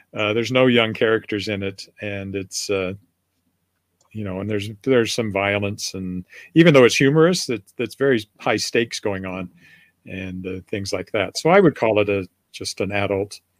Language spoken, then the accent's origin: English; Canada; I'm Canadian